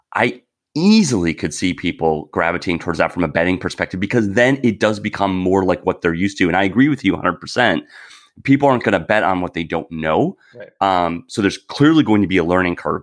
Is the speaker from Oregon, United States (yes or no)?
no; Wisconsin, United States; moved away; I'm originally from Wisconsin